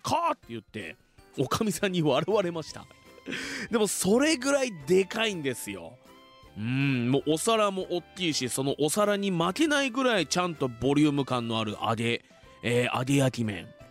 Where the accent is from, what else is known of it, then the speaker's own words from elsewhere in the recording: Fuji, Shizuoka, Japan; 生まれも育ちも静岡県富士市